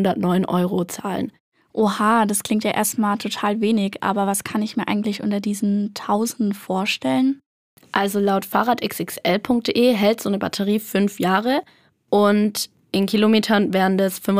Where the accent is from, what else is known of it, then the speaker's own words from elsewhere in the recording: Würzburg, Bavaria, Germany; Ja, ich komme aus Würzburg. Direkt.